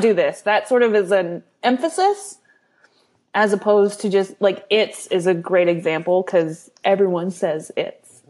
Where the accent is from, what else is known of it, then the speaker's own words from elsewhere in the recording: California, United States; I was born in California